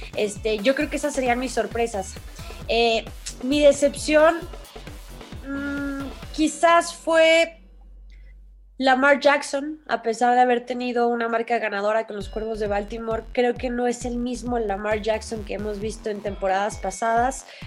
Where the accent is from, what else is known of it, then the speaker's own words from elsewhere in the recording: Mexico; en nuestro país, en México